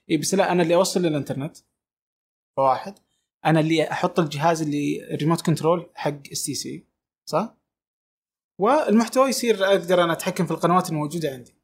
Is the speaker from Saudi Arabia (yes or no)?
yes; Saudi Arabia; انا من السعوديه